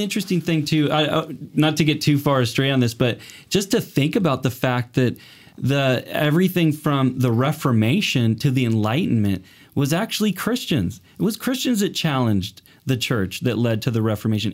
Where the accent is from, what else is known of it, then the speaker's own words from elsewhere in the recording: Portland, Oregon, United States; moved away as an adult; also born or lived in Los Angeles, United States; now in Canada; I'm originally from Portland, Oregon, came up here